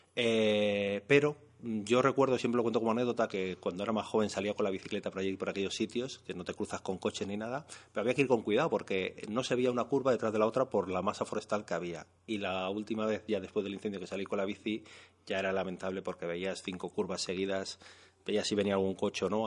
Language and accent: Spanish; Madrid, Community of Madrid, Spain; also born or lived in Molina de Aragón; yo me considero por supuesto castellano, nació en Madrid, pero no sé, siempre te sientes como un poco más del pueblo de tu padre.